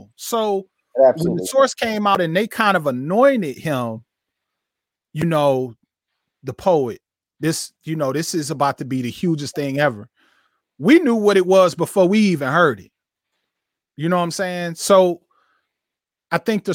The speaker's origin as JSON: {"language": "English", "town": "Flint", "region": "Michigan", "country": "United States", "tie": "born or raised there", "said": "I grew up in Flint. Flint, 130,000 people, 50 minutes north of Detroit"}